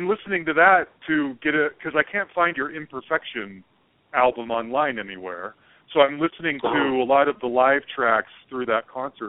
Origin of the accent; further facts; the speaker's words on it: Salt Lake City, Utah, United States; moved away; I'm originally from Salt Lake City.